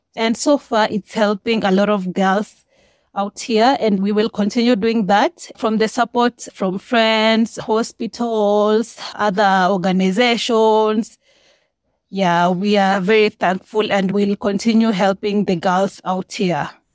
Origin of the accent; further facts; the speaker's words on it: Kenya; I'm from Kenya. I was born and raised here.